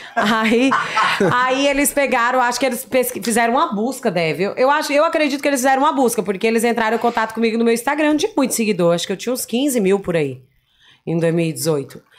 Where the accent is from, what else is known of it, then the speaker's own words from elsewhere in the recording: Rondônia, Brazil; moved away as an adult; also born or lived in São Paulo; Eu ganhei 11 títulos de beleza em Rondônia